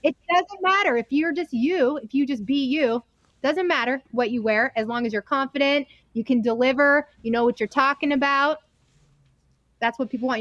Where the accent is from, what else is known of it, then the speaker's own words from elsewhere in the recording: Reno, Nevada, United States; also born or lived in East Coast / Salt Lake City; I'm from Reno, Nevada.